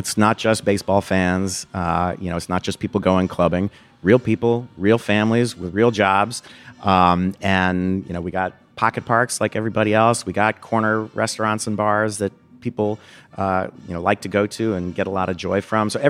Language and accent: English; Chicago, Illinois, United States